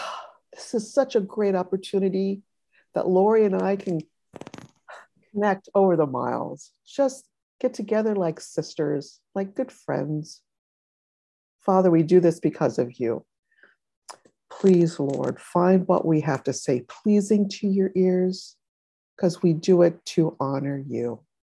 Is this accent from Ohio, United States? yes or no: yes; Ohio, United States; I was from Ohio too, years ago.